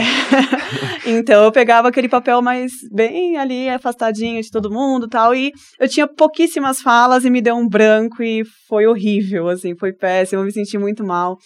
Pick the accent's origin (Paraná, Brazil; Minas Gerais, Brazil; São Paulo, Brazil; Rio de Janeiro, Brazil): São Paulo, Brazil; moved away as an adult; now in Brasília, Brazil; eu sou de São Paulo, né? Sou paulistana